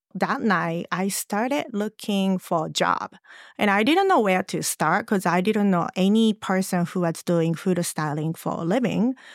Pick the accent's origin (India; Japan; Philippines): Japan; English is a second language; moved away as an adult; also born or lived in Los Angeles